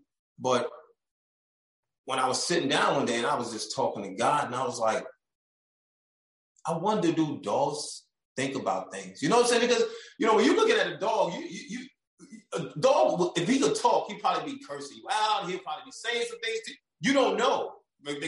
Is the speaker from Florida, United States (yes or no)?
no; New York, United States; moved away; I'm from New York